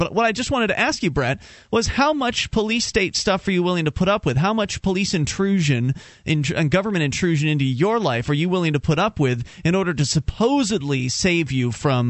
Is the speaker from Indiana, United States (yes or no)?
no; Florida, United States; moved away as an adult; now in New Hampshire, United States; We're Florida natives.